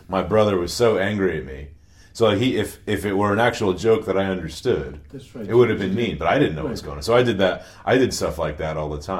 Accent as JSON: {"language": "English", "region": "Connecticut", "country": "United States", "tie": "born there", "said": "I was born in Connecticut, outside New Haven."}